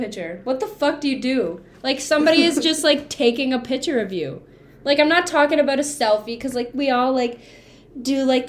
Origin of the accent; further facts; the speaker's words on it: Canada; We're Canadian.